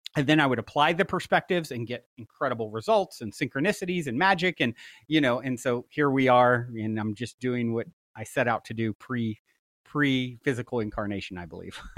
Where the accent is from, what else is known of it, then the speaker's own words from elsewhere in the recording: East Coast, United States; now in Los Angeles, United States; I grew up on the East Coast